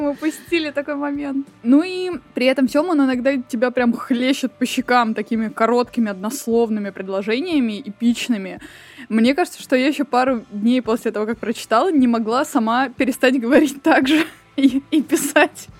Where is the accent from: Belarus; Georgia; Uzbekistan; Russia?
Russia; Voronezh, Voronezh Oblast; moved away; Я из Воронежа, вообще оригинали, так сказать, и я, конечно, туда время от времени приезжаю